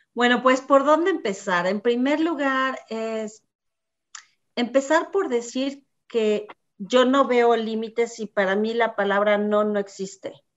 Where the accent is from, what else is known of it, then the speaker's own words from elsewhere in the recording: Mexico City, Mexico; moved away as an adult; now in United States; Yo tuve una niñez muy feliz. Soy de la Ciudad de México, chilanga 100%, chilanguísima.